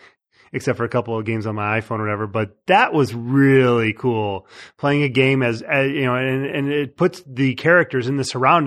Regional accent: Chicago, Illinois, United States; I'm from Chicago

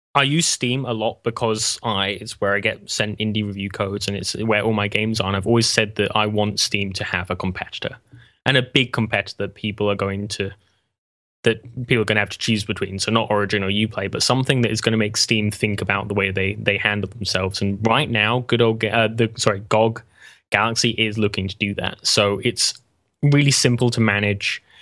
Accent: England, United Kingdom; I'm English

